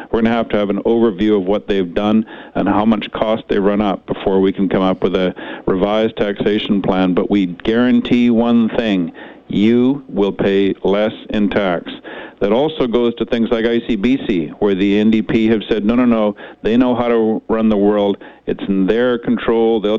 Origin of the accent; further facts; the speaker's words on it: Kamloops, British Columbia, Canada; moved away; I grew up in Kamloops.